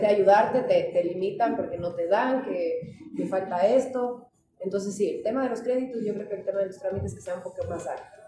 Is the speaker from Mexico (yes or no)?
no; Ecuador; en mi país también hay